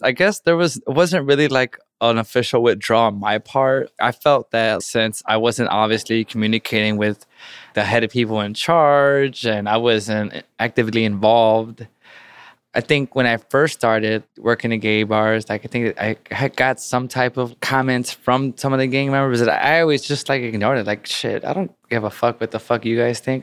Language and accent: English; Chicago, Illinois, United States; there was always street gangs around my community, whether they were, like, tagging crews or street gangs growing up in Chicago.